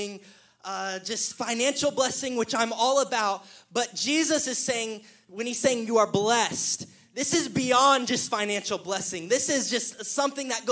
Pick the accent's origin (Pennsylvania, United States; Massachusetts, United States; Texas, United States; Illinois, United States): Texas, United States; Killeen; The pastor I grew up in Killeen, Pastor Chad Rowe